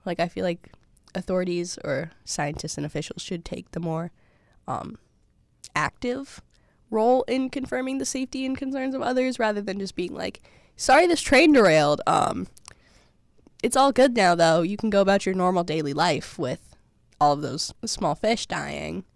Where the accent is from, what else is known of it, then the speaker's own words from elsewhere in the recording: Massachusetts, United States; moved away; I'm from Massachusetts